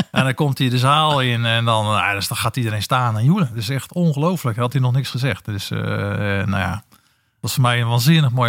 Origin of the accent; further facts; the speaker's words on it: Netherlands; ik ben Nederlander